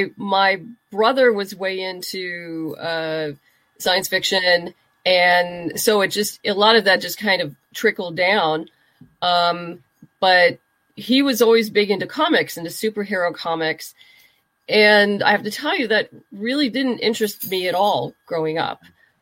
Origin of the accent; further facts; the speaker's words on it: Southern California, United States; also born or lived in New York; I'm originally from Southern California. We bounced around a little bit between Los Angeles and the desert and then back to L.A. And I did end up leaving California for a while. I went to graduate school in New York and stayed on after I graduated, worked there for a while.